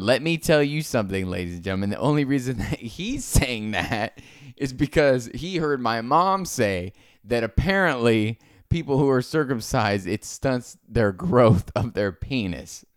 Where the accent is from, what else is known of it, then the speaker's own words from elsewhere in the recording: Naples, Florida, United States; I'm from Naples, Florida.